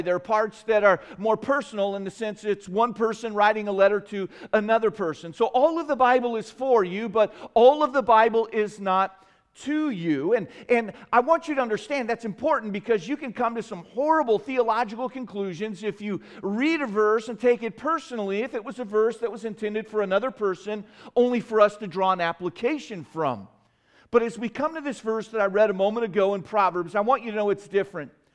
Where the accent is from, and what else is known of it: United States